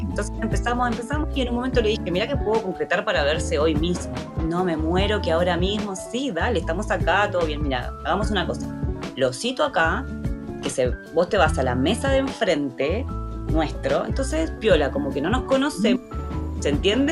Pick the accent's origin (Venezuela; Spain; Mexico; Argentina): Argentina; moved away; soy argentina